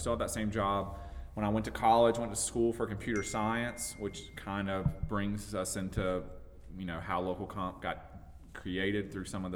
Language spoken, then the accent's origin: English; Pelzer, South Carolina, United States; also born or lived in Myrtle Beach, South Carolina; I'm from Pelzer, born and raised